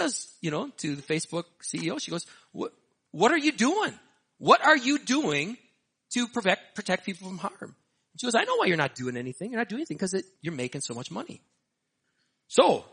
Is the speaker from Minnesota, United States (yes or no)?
yes; Hastings, Minnesota, United States; my hometown, Hastings, Minnesota